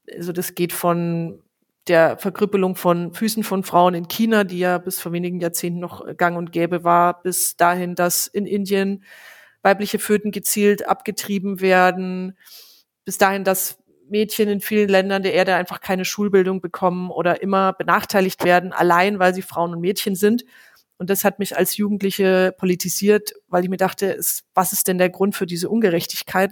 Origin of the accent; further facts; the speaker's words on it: Franconia, Bavaria, Germany; bei uns in Franken